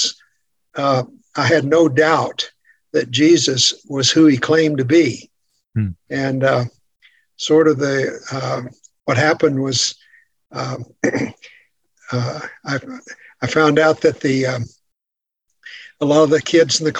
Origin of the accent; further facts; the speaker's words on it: West Texas, United States; I grew up in Texas, in the western part of Texas, on a farm. So I'm a West Texas farm boy